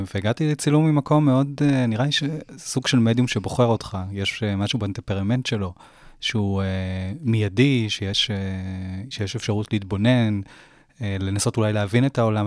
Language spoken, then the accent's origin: Hebrew; Jerusalem, Jerusalem District, Israel; now in Jaffa, Israel; אני ירושלמי במקור